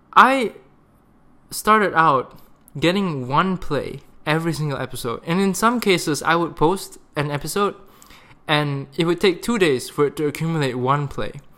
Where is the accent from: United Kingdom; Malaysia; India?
Malaysia; also born or lived in Canada; being in Malaysia for three months, my home country, to spend time with my sister and my friends here